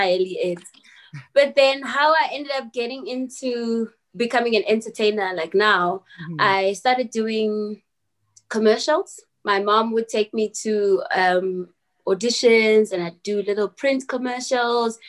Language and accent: English; Soweto, Gauteng, South Africa; I grew up in Soweto